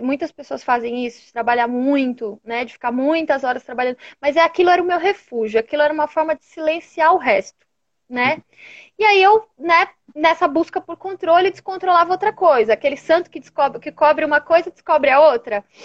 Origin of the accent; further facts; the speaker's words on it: São Paulo, Brazil; sou aqui de São Paulo